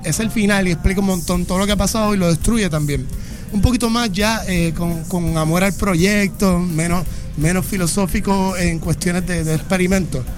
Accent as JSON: {"language": "Spanish", "country": "Puerto Rico", "said": "yo soy de Juntas, Puerto Rico"}